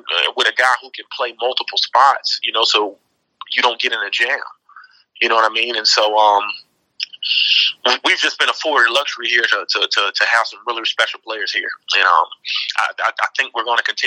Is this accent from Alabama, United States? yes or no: no; Immokalee, Florida, United States; moved away; I'm from Immokalee